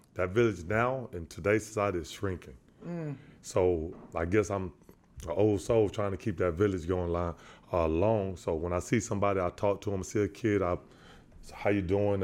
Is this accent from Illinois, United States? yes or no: no; San Antonio, Texas, United States; I'm from San Antonio, Texas.